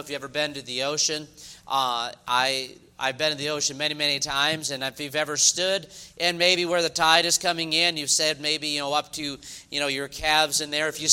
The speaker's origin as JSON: {"language": "English", "region": "New York", "country": "United States", "moved": "yes", "lives_now": "the South, United States", "said": "I'm from New York originally"}